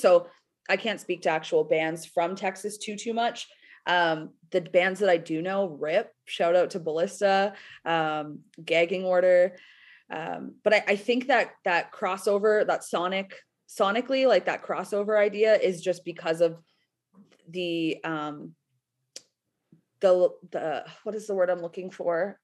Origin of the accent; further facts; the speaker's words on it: Canada; being Canadian.